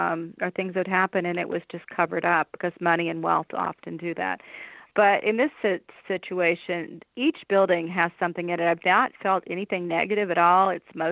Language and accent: English; Massachusetts, United States; now in Indiana, United States; I come from Massachusetts, where there were a lot of opportunities for people who are interested in the paranormal to experience it firsthand. And I haven't found that much in Indiana since I've been back.